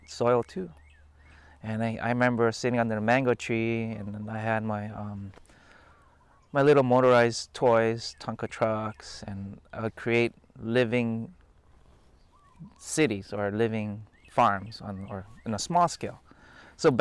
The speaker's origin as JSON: {"language": "English", "town": "Ewa Beach", "region": "Hawaii", "country": "United States", "tie": "born or raised there", "moved": "as an adult", "lives_now": "Lahaina, United States", "said": "Growing up on Oahu, my dad worked for the sugar plantation there"}